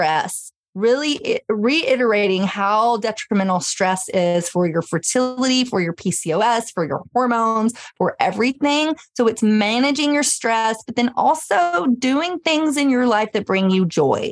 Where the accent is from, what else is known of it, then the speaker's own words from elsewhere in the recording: Memphis, Tennessee, United States; I grew up in Memphis